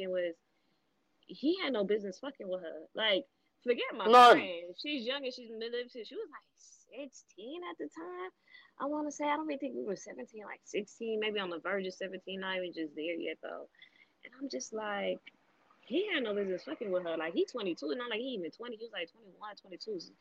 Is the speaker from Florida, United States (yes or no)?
yes; Miami, Florida, United States; I grew up in Miami.